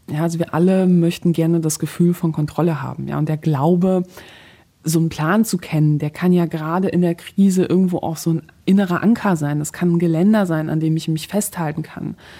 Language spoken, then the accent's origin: German; Poland; moved away; ich gebürtige Polin bin